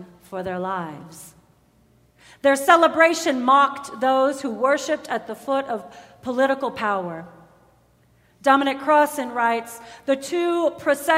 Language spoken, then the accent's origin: English; Ferguson area, Missouri, United States; moved away as an adult; now in Colorado, United States; my hometown